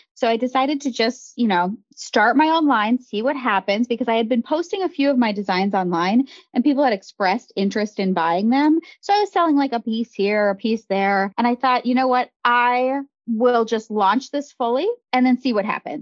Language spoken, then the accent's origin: English; Grand Forks, North Dakota, United States; now in Chicago, United States; I grew up in Grand Forks, North Dakota